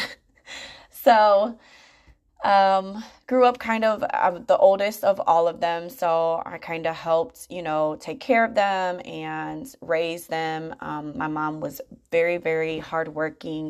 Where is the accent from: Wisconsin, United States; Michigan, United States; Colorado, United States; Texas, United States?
Michigan, United States; Grand Rapids; moved away as an adult; now in Charlotte, United States; I grew up in Grand Rapids, Michigan, in the Midwest